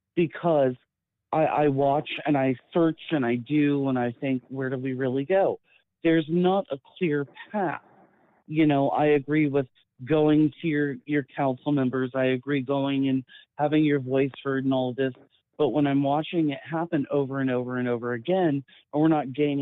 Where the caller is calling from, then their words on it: South Carolina, United States; I'm a current transplant from Southern California to South Carolina.